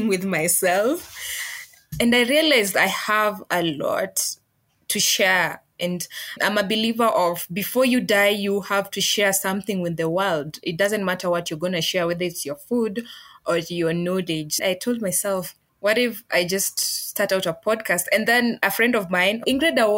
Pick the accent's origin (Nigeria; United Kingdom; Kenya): Kenya; western Kenya, Vihiga County; I come from the western side of Kenya. Yeah. I'm from Vihiga County